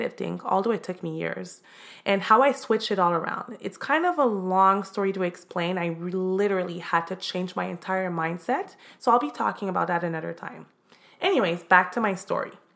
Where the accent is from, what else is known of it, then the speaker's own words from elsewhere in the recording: Montreal, Quebec, Canada; now in Miami, United States; I'm originally from Montreal, Canada. I'm now living in Miami, Florida